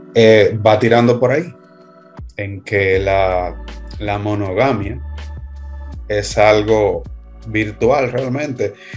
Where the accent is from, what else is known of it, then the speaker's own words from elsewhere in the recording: Dominican Republic; nosotros somos de República Dominicana